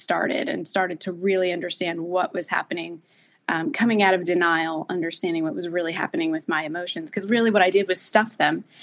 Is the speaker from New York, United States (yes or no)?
no; New Jersey, United States; accent: Jersey; I'm from New Jersey